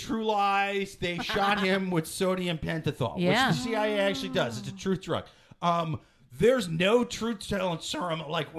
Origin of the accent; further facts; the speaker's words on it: Iowa City, Iowa, United States; Iowa City, Iowa, my hometown.